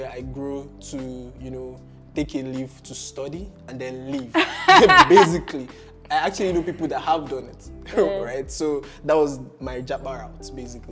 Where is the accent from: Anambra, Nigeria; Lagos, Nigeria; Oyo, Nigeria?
Anambra, Nigeria; moved away as an adult; now in Ghana; I'm from Anambra State